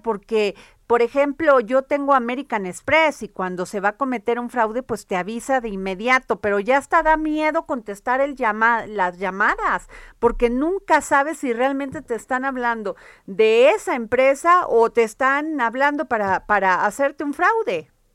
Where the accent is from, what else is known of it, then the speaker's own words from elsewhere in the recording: Veracruz, Mexico; en mi pueblo Veracruz